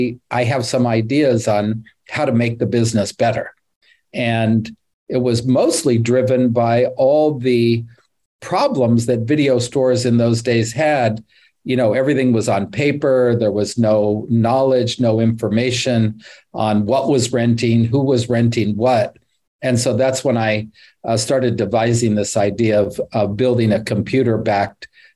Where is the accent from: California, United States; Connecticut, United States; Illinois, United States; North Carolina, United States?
California, United States; I'm from Northern California.